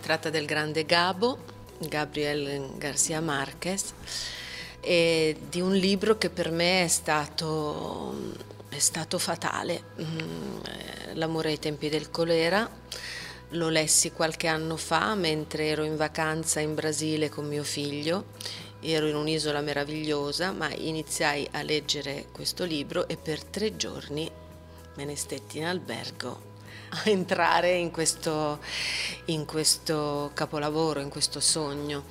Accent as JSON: {"language": "Italian", "town": "Milan", "region": "Lombardy", "country": "Italy", "tie": "born or raised there", "said": "ho avuto la fortuna quando ero ragazzina di vedere tutti gli spettacoli di Streller essendo milanese"}